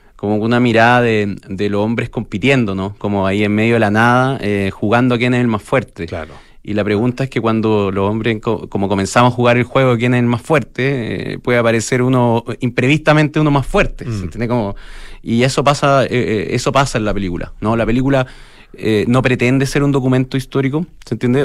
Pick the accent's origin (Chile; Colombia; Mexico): Chile; como chilenos